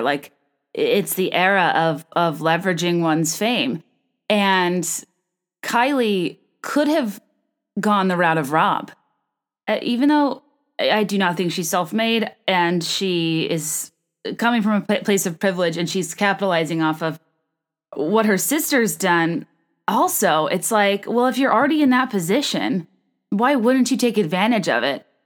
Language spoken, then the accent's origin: English; Virginia, United States; moved away as an adult; also born or lived in California / New York / San Francisco; now in Chicago, United States; I was born in California, raised in Virginia, went to college in Virginia, then moved to New York, then moved to Chicago